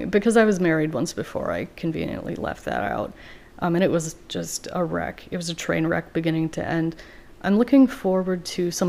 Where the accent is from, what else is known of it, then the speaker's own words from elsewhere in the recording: Iowa, United States; moved away as an adult; also born or lived in Wisconsin / Madison, Wisconsin; now in Baltimore, United States; Um, I'm from Iowa